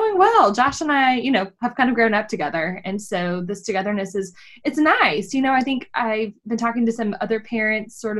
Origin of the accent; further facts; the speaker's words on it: Texas, United States; I'm from Texas